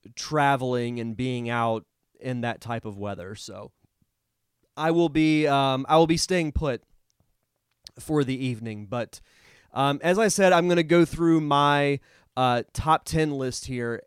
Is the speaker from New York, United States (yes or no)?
no; Florida, United States; growing up in Florida and growing up around, you know, hurricanes hitting here